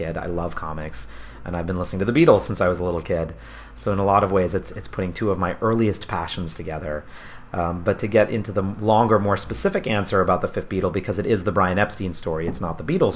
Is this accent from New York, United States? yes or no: yes; New York, United States; I'm a New Yorker as well.